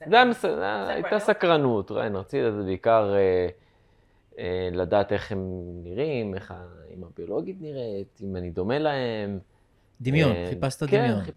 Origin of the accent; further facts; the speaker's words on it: Kiryat Ono, Central District, Israel; now in Sderot, Israel; אונו. עברתי לשדרות.